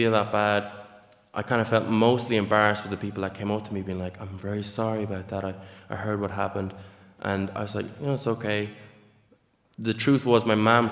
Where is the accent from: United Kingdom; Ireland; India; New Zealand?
Ireland; Nenagh, Munster; I grew up in Nina.